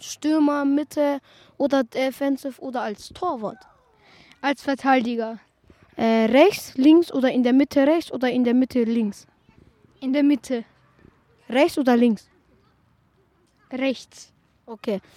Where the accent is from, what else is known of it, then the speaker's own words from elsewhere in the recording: Vienna, Austria; Ich bin leider in Wien geboren.